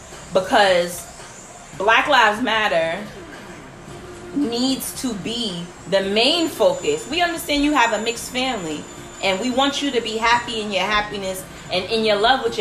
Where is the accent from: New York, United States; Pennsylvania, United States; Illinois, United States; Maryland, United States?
New York, United States; Mount Vernon; I went to Franco Middle School. Yes, I went to Mount Vernon High School